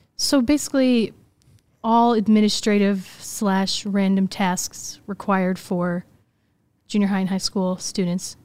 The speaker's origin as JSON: {"language": "English", "town": "Des Plaines", "region": "Illinois", "country": "United States", "tie": "born or raised there", "said": "I grew up in Des Plaines, Illinois"}